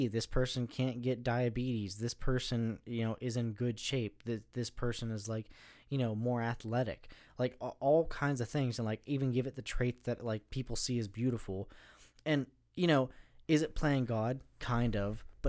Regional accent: United States; No, being an American

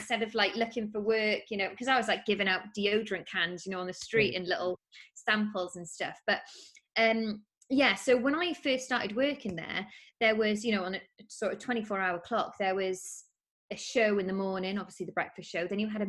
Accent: Penarth, Wales, United Kingdom; I'm not from Penarth, but I kind of grew up there.

